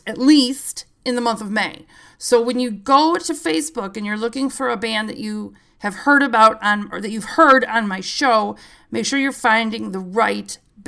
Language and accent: English; Chicago, Illinois, United States; I grew up in Chicago